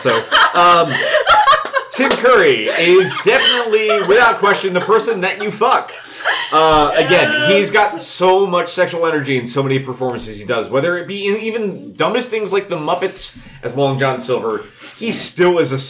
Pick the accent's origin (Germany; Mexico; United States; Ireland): Ireland; but I'm Irish, so that is not a true statement.